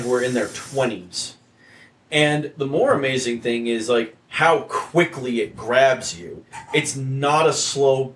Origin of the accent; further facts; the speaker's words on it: New Jersey, United States; Butler, New Jersey, my own state, my home state